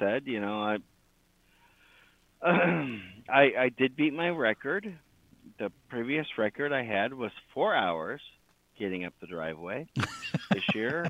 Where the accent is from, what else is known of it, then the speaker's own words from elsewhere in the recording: Florida, United States; also born or lived in Las Vegas; now in Tennessee, United States; as someone who grew up in Florida, living in Tennessee now